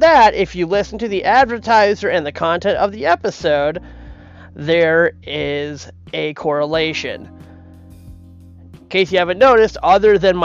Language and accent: English; Minneapolis, Minnesota, United States; moved away; I grew up in Minneapolis. I lived there for the better part of 20 years.